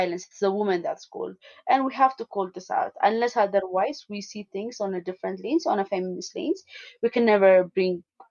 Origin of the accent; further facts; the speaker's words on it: Addis Ababa, Ethiopia; I was born and raised in Addis Ababa